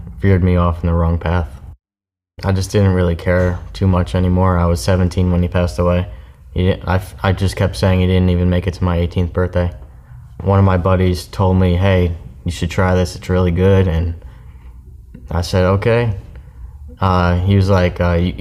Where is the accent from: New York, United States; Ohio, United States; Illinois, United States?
New York, United States; Newburgh; moved away; also born or lived in Florida; I was born in Newburgh, New York.